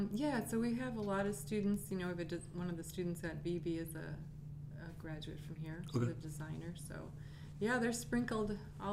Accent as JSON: {"language": "English", "town": "Crystal Lake", "region": "Illinois", "country": "United States", "also_born_or_lived": "Los Angeles, California", "moved": "yes", "lives_now": "Chicago, United States", "said": "I'm basically a yoga wear designer from Southern California. I'm originally from Crystal Lake, Illinois, but I spent most of my career, besides the teaching, in Los Angeles designing."}